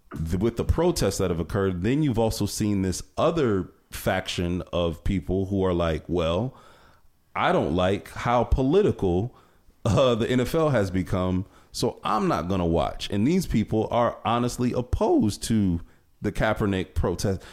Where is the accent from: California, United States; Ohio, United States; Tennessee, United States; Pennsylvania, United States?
Ohio, United States; Cleveland; I'm from Cleveland area